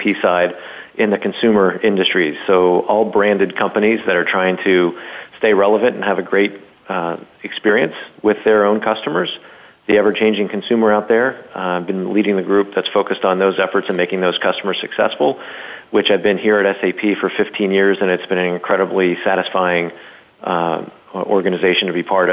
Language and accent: English; Seattle, Washington, United States; Seattle, which is my hometown